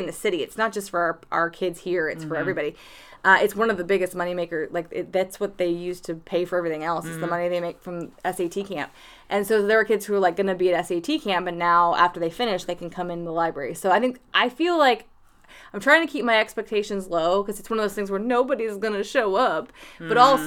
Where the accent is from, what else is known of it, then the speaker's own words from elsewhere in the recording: Minerva, Ohio, United States; moved away; where I'm from it's called Minerva, Ohio